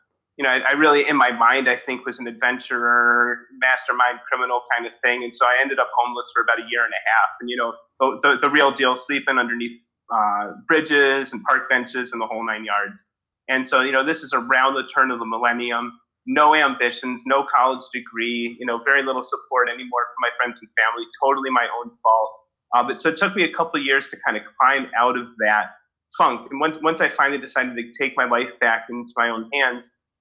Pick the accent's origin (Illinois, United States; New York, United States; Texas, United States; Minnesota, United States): Illinois, United States; Evanston; I grew up in Evanston, just outside of Chicago